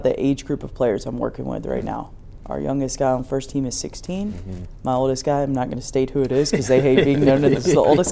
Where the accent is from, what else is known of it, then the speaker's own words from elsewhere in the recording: North Carolina, United States; moved away; I'm from North Carolina